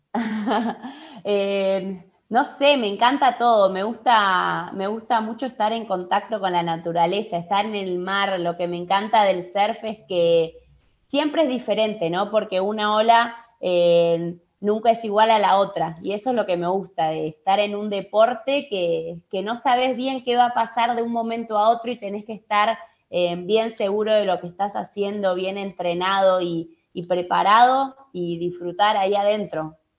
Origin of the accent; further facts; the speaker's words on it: Buenos Aires, Argentina; also born or lived in Mar del Plata, Argentina; yo soy de Capital en realidad